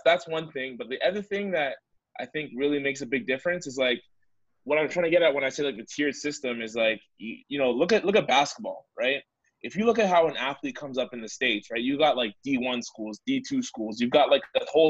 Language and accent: English; Canada; we have such great talent on the boards as Canadian artists